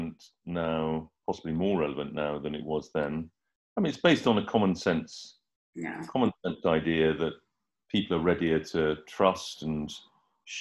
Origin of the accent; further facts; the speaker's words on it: United Kingdom; also born or lived in Hampstead, London; I'm a British journalist and writer.